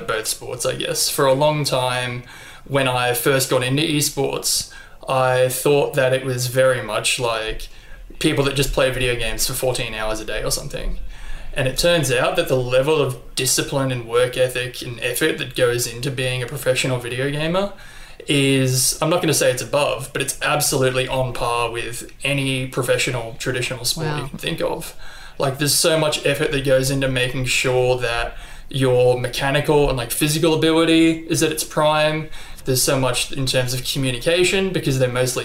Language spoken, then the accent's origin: English; Brisbane, Queensland, Australia; also born or lived in Gosford, New South Wales; I was born in Gosford in New South Wales, but I've pretty much lived in Brisbane for the entirety of my life